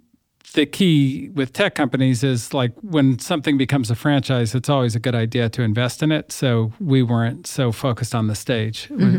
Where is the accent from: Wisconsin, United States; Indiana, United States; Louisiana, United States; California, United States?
California, United States; Berkeley; I grew up in the People's Republic of Berkeley, and I went to school in New York at Columbia